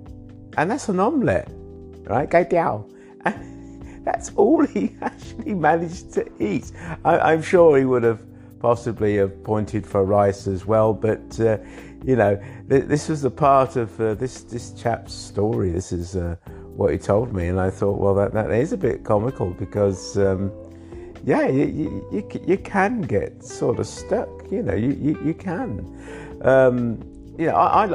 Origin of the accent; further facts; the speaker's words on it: England, United Kingdom; now in Thailand; I was born in England